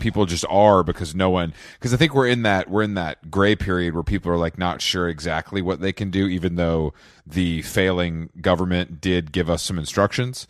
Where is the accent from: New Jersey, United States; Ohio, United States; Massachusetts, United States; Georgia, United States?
Georgia, United States; Conyers; moved away as an adult; also born or lived in Atlanta, Georgia; now in New York, United States; grew up in Conyers